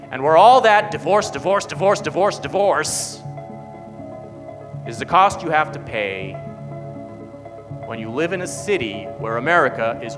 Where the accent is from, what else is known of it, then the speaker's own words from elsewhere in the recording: Irvine, California, United States; I grew up in Irvine, and I never thought about the Santa Ana winds was a big deal.